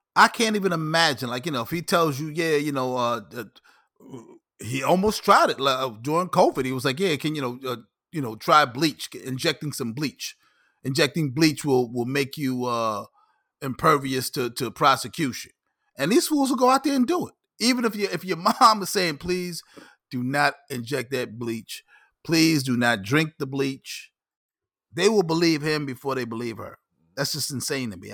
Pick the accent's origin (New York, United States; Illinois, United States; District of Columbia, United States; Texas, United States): New York, United States; I'm a New Yorker.